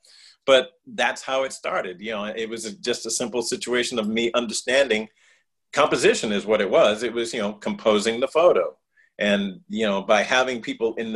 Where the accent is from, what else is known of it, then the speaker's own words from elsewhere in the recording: New York City, New York, United States; I grew up on Staten Island in New York City.